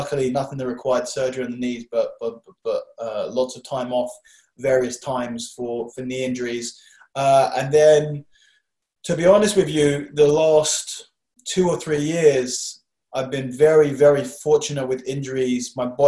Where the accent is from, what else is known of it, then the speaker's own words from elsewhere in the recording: London, United Kingdom; Around here, North London.